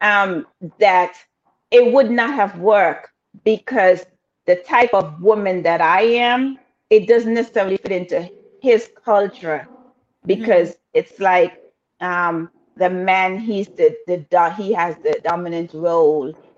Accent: Antigua & Barbuda; I'm from Antigua all day long

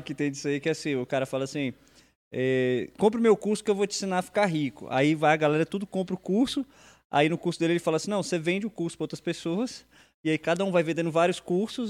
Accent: Brasília, Federal District, Brazil; Sou brasiliense

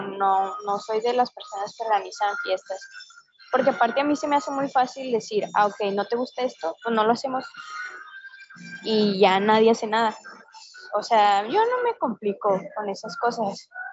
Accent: Mexico; Somos mexicanos

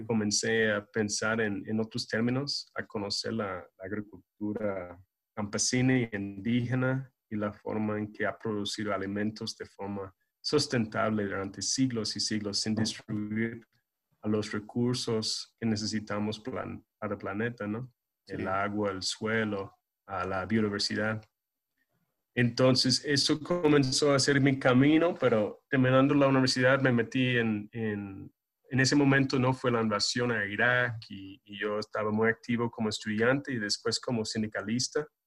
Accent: California, United States; Spanish is a second language; now in Nicaragua; yo soy gringuito, ¿no? Eh, de California, de, Alta California

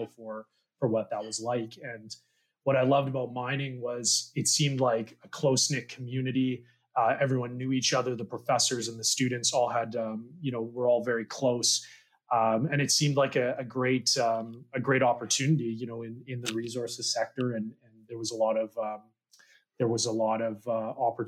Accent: North Vancouver, British Columbia, Canada; also born or lived in Kamloops; I grew up in North Van.

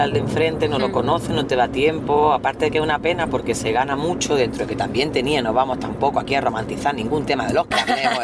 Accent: Andújar, Andalusia, Spain; moved away; also born or lived in Cádiz; nosotras no somos de Cádiz y, nosotras somos de Jaén, de Andújar

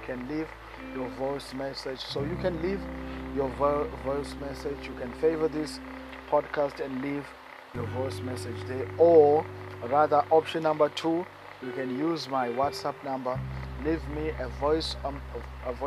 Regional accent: East London, Eastern Cape, South Africa; In the Eastern Cape in South Africa, in a town called East London.

